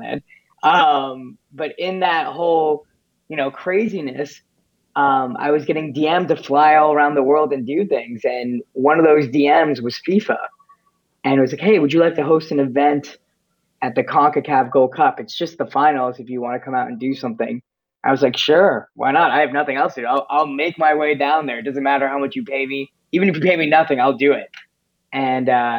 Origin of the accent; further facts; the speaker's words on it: Oshawa, Ontario, Canada; my high school talent show in Oshawa